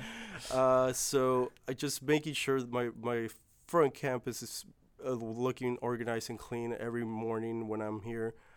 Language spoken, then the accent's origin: English; California, United States; I was born in California